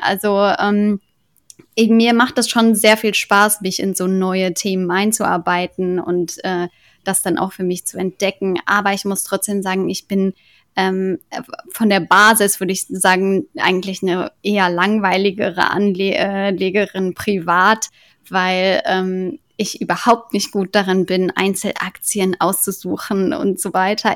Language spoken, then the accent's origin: German; Cologne, North Rhine-Westphalia, Germany; Ich komme ja aus Köln